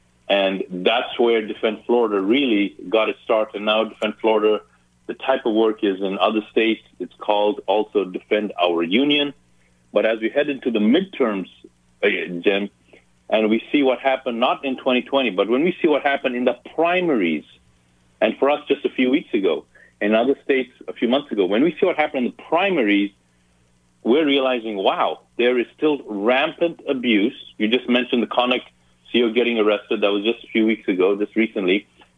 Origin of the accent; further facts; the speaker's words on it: Ethiopia; born there; moved away; also born or lived in Zambia / Zimbabwe; I'm not born in this country. I didn't grow up in this country. I was born in Africa, and I literally left three countries to get here. So I was born in Ethiopia, then went to Zambia, then went to Zimbabwe.